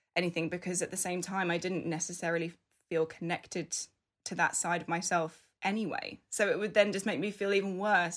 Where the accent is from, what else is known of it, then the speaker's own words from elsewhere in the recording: United Kingdom; I was born in the U K, I'm British